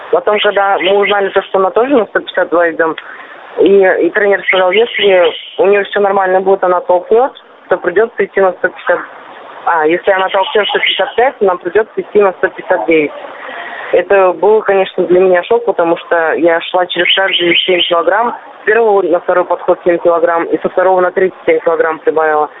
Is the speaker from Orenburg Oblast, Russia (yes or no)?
yes; Gai, Orenburg Oblast, Russia; я родилась сама в Оренбургской области недалеко от Казани, 700 километров